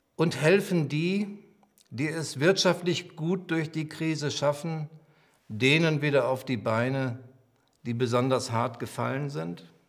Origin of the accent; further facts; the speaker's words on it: Germany; sind wir Deutsche